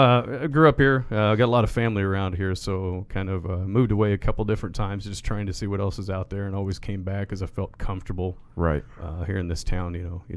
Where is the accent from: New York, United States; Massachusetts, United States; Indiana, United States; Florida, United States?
Indiana, United States; Martinsville; no, bro, I grew up right here in Martinsville, man. I really, born and raised here